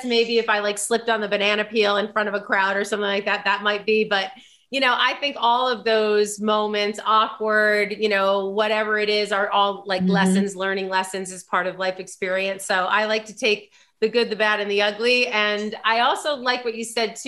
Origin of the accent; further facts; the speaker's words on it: New York, United States; as a New Yorker, because you know, born and bred